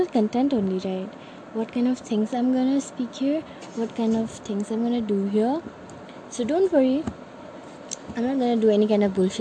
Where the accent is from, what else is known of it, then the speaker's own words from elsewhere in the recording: Namsai, Arunachal Pradesh, India; I am from Namsai, Arunachal Pradesh